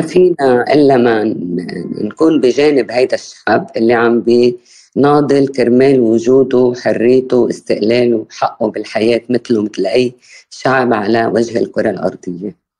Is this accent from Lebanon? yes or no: yes; Bint Jbeil, Nabatieh Governorate, Lebanon; بالقرب من مدينة بنت جبيل اللي هي ضيعتي